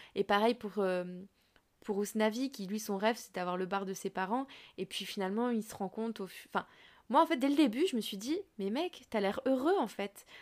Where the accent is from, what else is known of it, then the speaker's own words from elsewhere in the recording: Fontainebleau, Île-de-France, France; now in Montreuil, France; j'habite à Montreuil depuis des années. Je vais pas dire que je viens de Montreuil. Si on me demande, ah, tu viens d'où Je vais dire, bah, de Fontainebleau, tu vois. Oui. Parce que juste mm. parce que c'est là que j'ai grandi